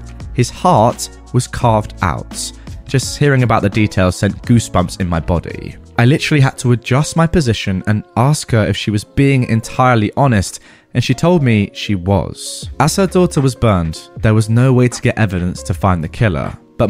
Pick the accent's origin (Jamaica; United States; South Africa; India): India